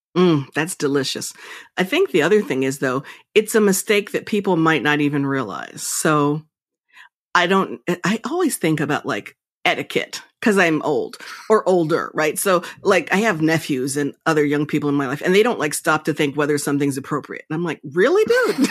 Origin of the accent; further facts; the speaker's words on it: Princeton, New Jersey, United States; I was raised in Princeton.